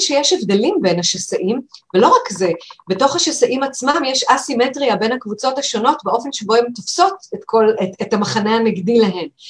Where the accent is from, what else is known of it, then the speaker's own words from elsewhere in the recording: Israel; אני דווקא ילידת הארץ, אבל אני דור ראשון